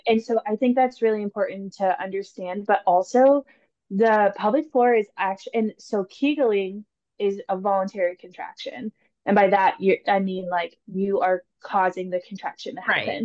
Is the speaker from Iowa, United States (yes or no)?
yes; Cedar Falls, Iowa, United States; now in Des Moines, United States; I grew up in Cedar Falls, um, Iowa, and I moved down to Des Moines for PT school